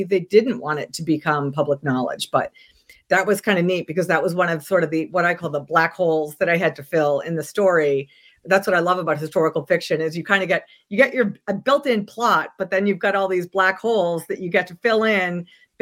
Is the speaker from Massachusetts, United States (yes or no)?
yes; Boston, Massachusetts, United States; now in Richmond, United States; I grew up in Boston